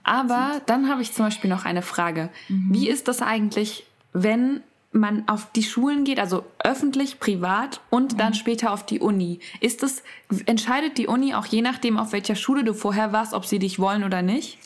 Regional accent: Germany; von mir als Deutsche

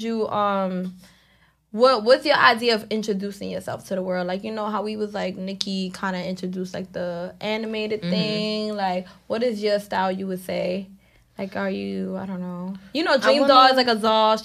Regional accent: New York City, New York, United States; I'm from the Bronx

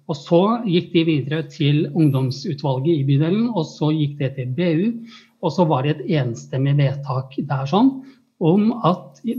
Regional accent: Oslo, Norway; jeg er fra Tøyen, jeg gikk på Tøyen skole og bor på Oslo øst

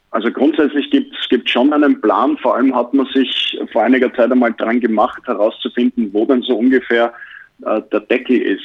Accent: Austria; now in Bayreuth, Germany; als Österreicher

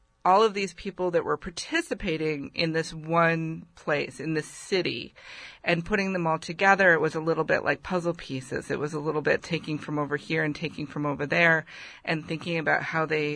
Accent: San Francisco, California, United States; growing up in San Francisco

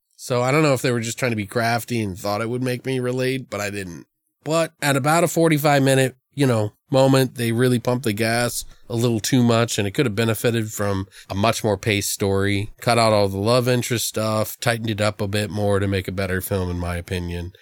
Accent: Maryland, United States; I've lived in Maryland, I grew up in Maryland

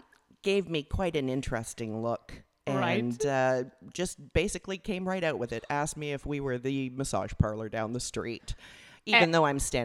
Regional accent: Canada; moved away as an adult; also born or lived in England; prior to that, I was from Canada.

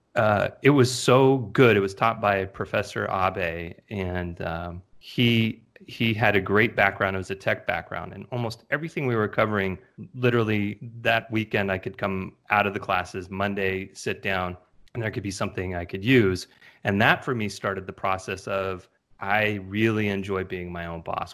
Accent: California, United States; born and raised in California

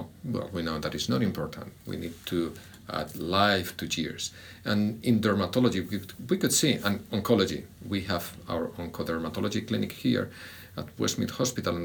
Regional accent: Spain; English is a second language; moved away as an adult; so that's my accent, I grew up and did my training in Spain

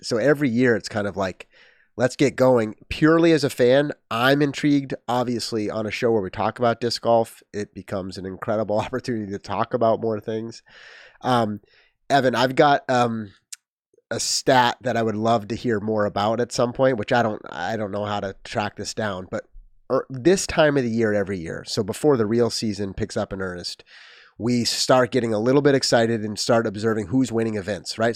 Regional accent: New England, United States; also born or lived in Missouri; Lived he, lived in New England most of my life.

